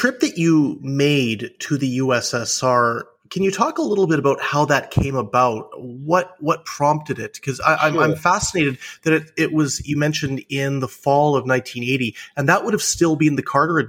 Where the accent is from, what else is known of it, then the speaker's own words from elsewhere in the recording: Canada; one of the things that I recall growing up in Canada was we had our news feed or our TV feed from the United States from Detroit